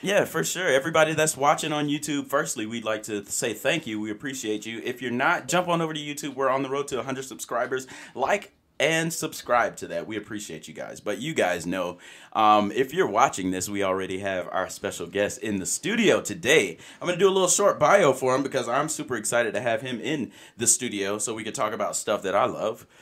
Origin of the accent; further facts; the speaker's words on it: Alabama, United States; now in Utah, United States; I'm from Alabama